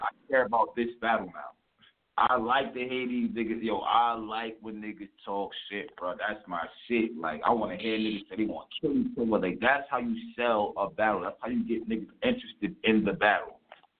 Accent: New York City, New York, United States; also born or lived in Queens; I'm from Harlem, but I mean, I used to be in Queens and East Elmhurst

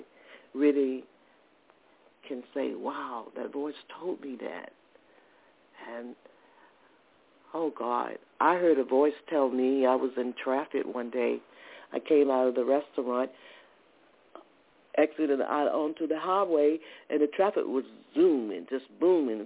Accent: the South, United States; moved away as an adult; also born or lived in New Jersey / Georgia; I'm originally from the South

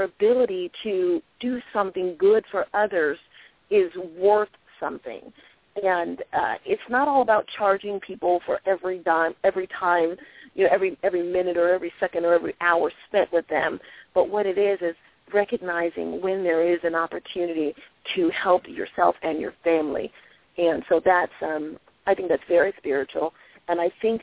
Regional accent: Washington, District of Columbia, United States; I grew up in Washington, D.C.

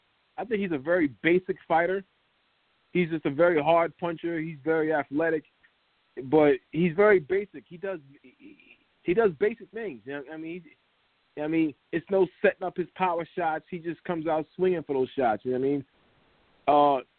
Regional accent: Miami, Florida, United States; I'm from Miami.

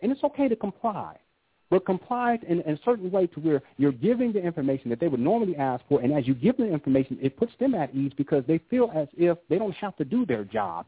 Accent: Southern California, United States; I grew up in Southern California, and I grew up during the advent of gangster rap

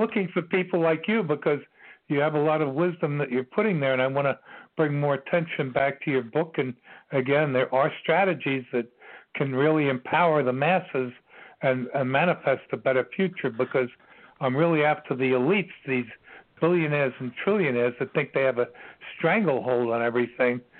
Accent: New York City, New York, United States; I'm from Queens. I grew up in Bayside, Queens

